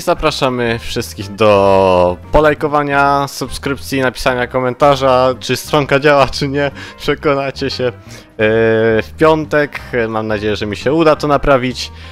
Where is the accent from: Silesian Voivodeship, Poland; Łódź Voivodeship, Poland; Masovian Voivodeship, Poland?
Silesian Voivodeship, Poland; Gliwice; Ja ze Śląska, z Gliwic